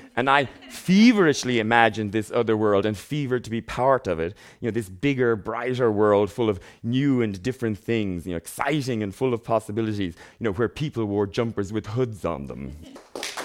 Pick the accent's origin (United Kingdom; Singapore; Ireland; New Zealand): Ireland; Ballinrobe, Connacht; I grew up in a very small town in the west of Ireland, and there is a lot to be said for growing up in Ballinrobe, County Mayo